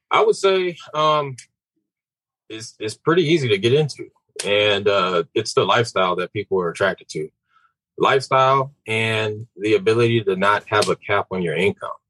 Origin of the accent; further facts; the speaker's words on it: Houston, Texas, United States; also born or lived in San Antonio; Um, I am actually from San Antonio. I was born in San Antonio. Spent the majority of my time growing up in Houston.